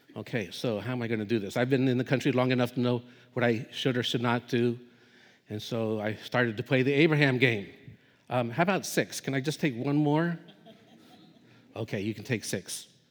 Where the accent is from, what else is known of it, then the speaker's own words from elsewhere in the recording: United States; moved away as an adult; also born or lived in Southeast Asia; as an American